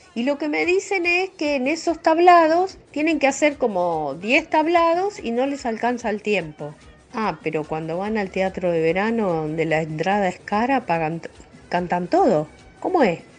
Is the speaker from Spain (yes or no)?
no; Uruguay; now in Buenos Aires, Argentina; yo que soy uruguaya